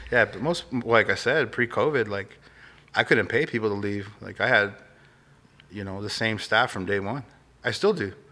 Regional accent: Glendale, Arizona, United States; I grew up in Glendale, so okay. I'm I'm from, you know, Phoenix.

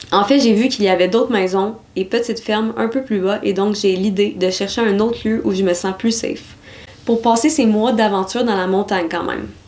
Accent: Nouvelle-Aquitaine, France; Moi, je viens de Dordogne

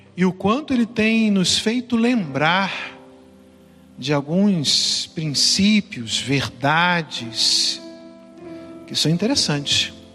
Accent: Brazil; now in São Paulo, Brazil; lá no meu estado, né? é onde, onde eu nasci, fui criado

